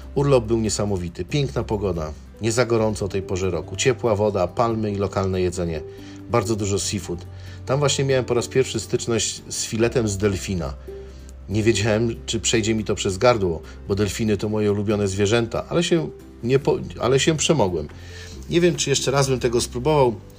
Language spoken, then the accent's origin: Polish; Poland; moved away as an adult; now in Chicago, United States; jestem z Polski